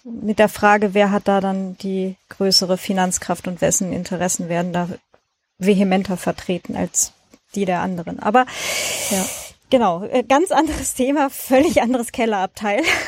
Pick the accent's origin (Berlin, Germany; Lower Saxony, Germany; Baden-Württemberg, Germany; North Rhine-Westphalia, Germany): Lower Saxony, Germany; so Niedersachsen bei uns ist das mit dem I und dem Ü